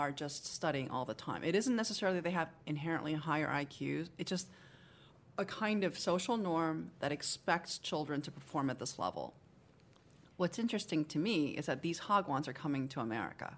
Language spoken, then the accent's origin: English; Seoul, South Korea; also born or lived in Japan; now in United States; I was born in Seoul